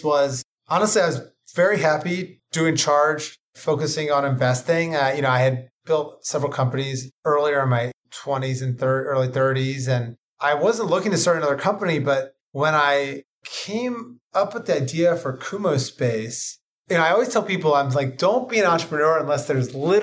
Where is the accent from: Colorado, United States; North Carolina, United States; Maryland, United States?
Maryland, United States; Ocean City; moved away as an adult; also born or lived in New Hampshire / Italy / New York; I'm from Ocean City, Maryland. It's a small mid-Atlantic beach resort, cotton candy, funnel cakes, roller coaster rides, haunted houses. Grew up surfing